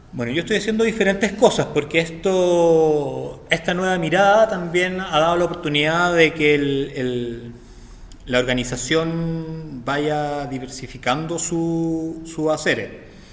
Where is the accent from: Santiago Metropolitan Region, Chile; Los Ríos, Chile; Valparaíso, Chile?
Santiago Metropolitan Region, Chile; Santiago; vivo, nacido y criado en Santiago de Chile.